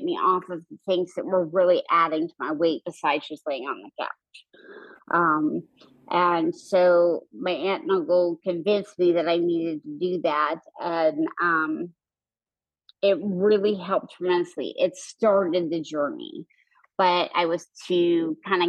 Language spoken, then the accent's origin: English; Idaho, United States; now in Houston, United States; growing up in Idaho, I was always doing outside sports